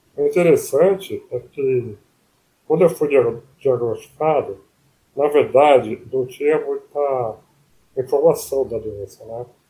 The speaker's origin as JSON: {"language": "Portuguese", "town": "Palmital", "region": "São Paulo", "country": "Brazil", "tie": "born or raised there", "accent": "caipira", "moved": "as an adult", "lives_now": "São Paulo, Brazil", "said": "Eu nasci em Palmital, que é interior, né? É, uhum. Bem com, com o norte do Paraná, né?"}